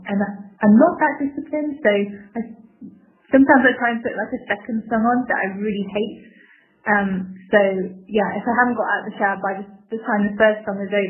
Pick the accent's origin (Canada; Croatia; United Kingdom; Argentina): United Kingdom; England; moved away as an adult; now in China; I'm from England. Um, my husband and I are living in China at the moment.